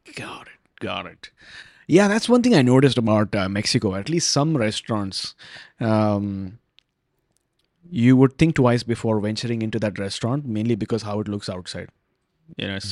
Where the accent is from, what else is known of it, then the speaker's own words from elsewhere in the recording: Vancouver, British Columbia, Canada; I'm from Vancouver